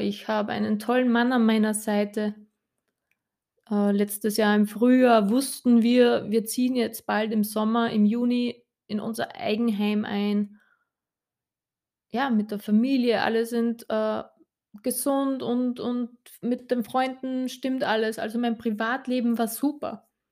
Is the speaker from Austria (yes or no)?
yes; Upper Austria, Austria; ich bin Österreicherin, wie ihr unschwer hören könnt